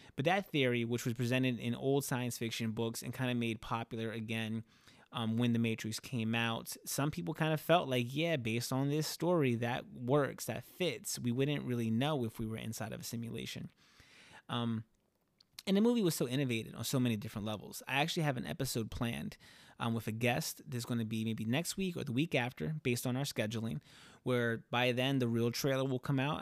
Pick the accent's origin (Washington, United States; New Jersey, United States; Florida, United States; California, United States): New Jersey, United States; Camden; being from the city in, in Camden, right? I'm from New Jersey, I'm outside of Philadelphia